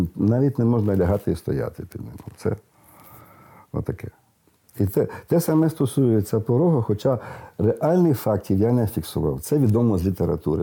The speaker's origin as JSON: {"language": "Ukrainian", "region": "Western Ukraine", "country": "Ukraine", "said": "в деяких місцевостях у нас на заході"}